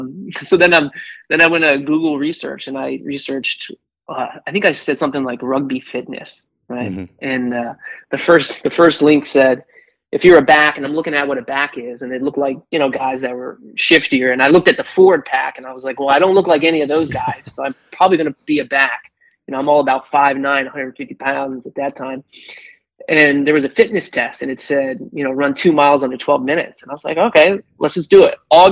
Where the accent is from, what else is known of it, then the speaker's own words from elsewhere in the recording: between D.C. and Baltimore, Maryland, United States; I grew up just outside of Washington, D.C., in Maryland, between D.C. and Baltimore. Got a twin brother, two older sisters.